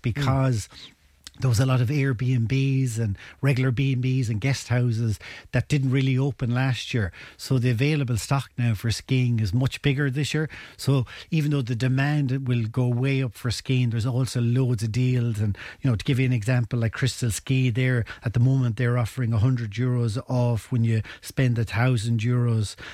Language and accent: English; Ennis, Munster, Ireland; I'm originally from Ennis